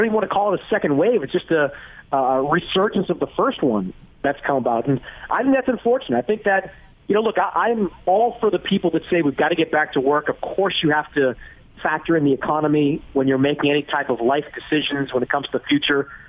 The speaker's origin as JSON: {"language": "English", "town": "Boston", "region": "Massachusetts", "country": "United States", "tie": "born or raised there", "also_born_or_lived": "New York", "moved": "as an adult", "said": "as someone that was born and raised in Boston"}